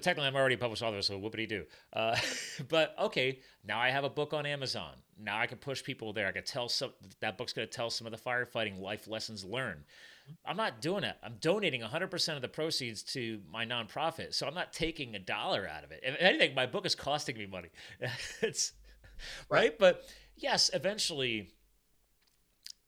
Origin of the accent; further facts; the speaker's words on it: New Jersey, United States; I was born in Jersey